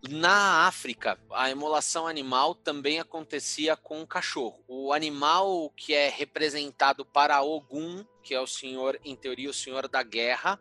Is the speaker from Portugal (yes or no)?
no; São Paulo, Brazil; na Moca bairro do coração, bairro onde eu nasci